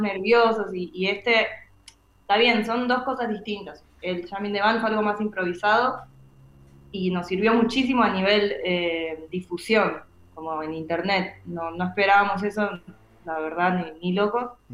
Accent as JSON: {"language": "Spanish", "country": "Argentina"}